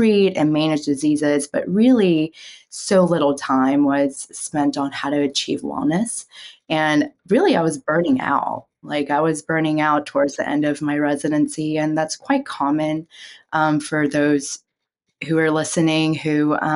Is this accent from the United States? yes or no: no; South Korea; moved away; growing up in Korea